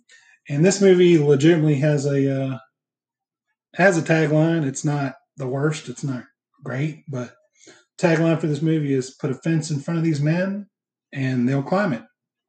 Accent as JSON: {"language": "English", "region": "the North", "country": "United States", "tie": "born or raised there", "said": "I grew up in the North where TBS wasn't necessarily an automatic thing"}